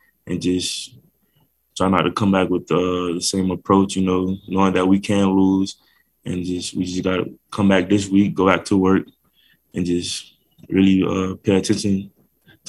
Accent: Miami, Florida, United States; moved away as an adult; now in Logan, United States; I'm originally from Miami as well

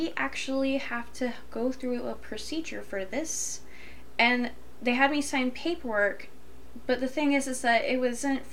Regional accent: Deep South, United States; I grew up in the Deep South

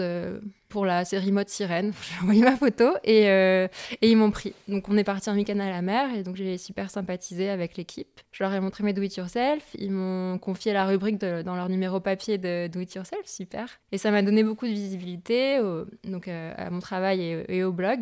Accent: north of France, France; je viens de la région, enfin, je viens du, du, nord de la France

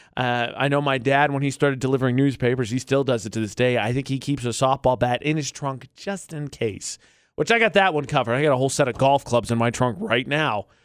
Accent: United States; moved away; my hometown because it's in between Chicago and Illinois

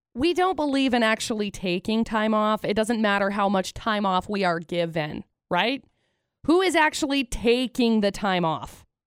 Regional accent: Utah, United States; growing up in Utah

